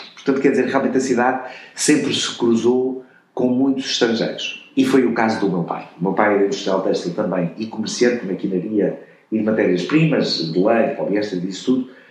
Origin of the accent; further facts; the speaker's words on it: Covilhã, Centro, Portugal; quando eu me criei na Covilhã, havia na Covilhã mais de 250 fábricas